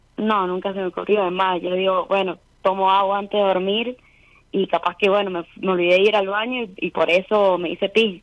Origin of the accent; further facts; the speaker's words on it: Rivadavia, Mendoza, Argentina; Soy de Mendoza, Rivadavia